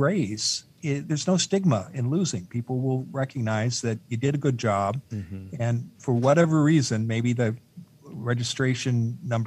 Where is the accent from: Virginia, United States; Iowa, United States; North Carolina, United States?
Iowa, United States; Eastern; I grew up in Eastern Iowa